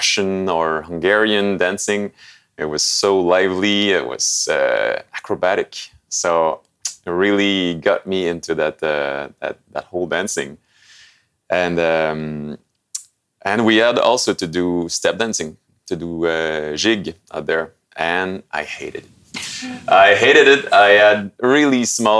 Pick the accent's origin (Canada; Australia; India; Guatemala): Canada; Sept-Îles, Quebec; now in Montreal, Canada; I come from the North Shore of Quebec